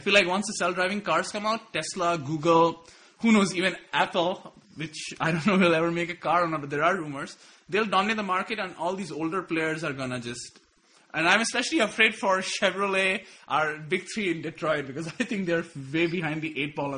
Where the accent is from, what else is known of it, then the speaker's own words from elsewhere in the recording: India; I don't know if this is racist because I'm Indian too